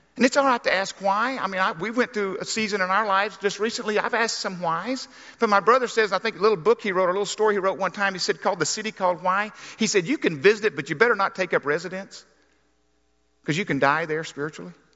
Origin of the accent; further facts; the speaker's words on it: Arkansas, United States; I grew up in Arkansas